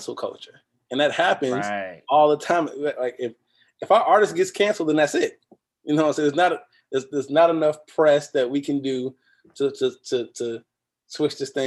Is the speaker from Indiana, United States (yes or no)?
yes; Gary, Indiana, United States; moved away; also born or lived in Arkansas / New Jersey; I'm from Gary, Indiana.